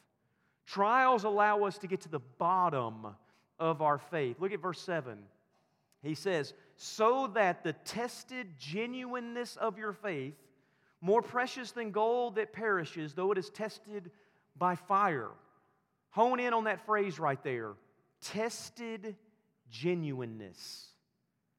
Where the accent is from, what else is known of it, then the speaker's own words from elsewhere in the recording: the South, the Bible Belt, Southern United States, United States; I grew up in the South, in the Bible Belt